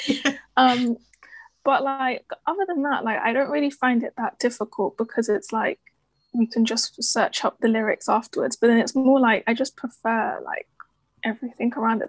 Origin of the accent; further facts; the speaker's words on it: London, United Kingdom; I'm from London and I'm studying journalism at the University of Essex